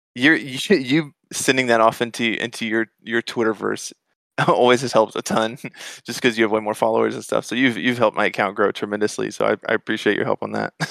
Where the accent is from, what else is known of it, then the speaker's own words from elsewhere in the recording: Atlanta, Georgia, United States; moved away as an adult; now in Dallas, United States; I grew up in Atlanta, and, um, lived there my whole life and moved to Dallas in, in, like, twenty eighteen